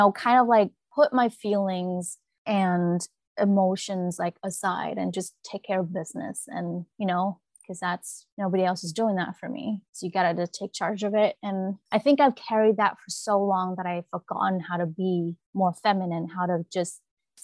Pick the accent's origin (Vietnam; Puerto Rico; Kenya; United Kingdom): Vietnam; moved away; When I was growing up in Vietnam, I carry a lot more feminine energy